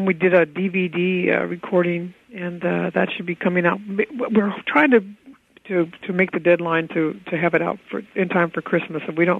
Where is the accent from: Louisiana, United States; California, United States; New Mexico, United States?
California, United States; San Francisco; I am from San Francisco.